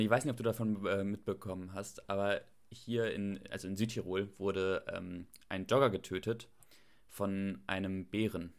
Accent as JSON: {"language": "German", "country": "Germany"}